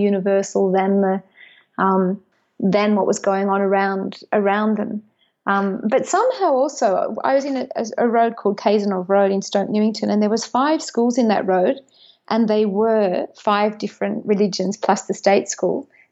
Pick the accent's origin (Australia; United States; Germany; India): Australia; also born or lived in Sunshine Coast hinterland, Queensland; I'm Australian, Irish, Catholic, English speaker.